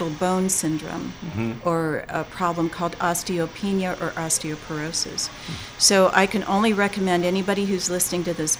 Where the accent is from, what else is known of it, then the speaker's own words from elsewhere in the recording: Tucson, Arizona, United States; I'm a native Tucsonan. I was born and raised in Tucson